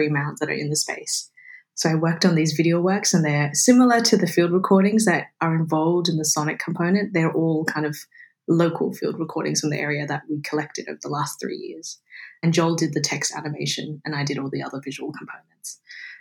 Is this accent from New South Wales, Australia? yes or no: yes; Sydney, New South Wales, Australia; I grew up in Sydney on Gadigal land